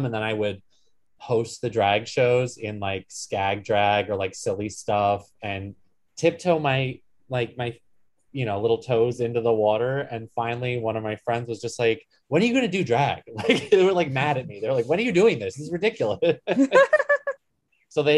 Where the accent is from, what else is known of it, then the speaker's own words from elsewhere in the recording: Poughkeepsie, New York, United States; moved away; also born or lived in Columbus, Ohio; I was born in Poughkeepsie, New York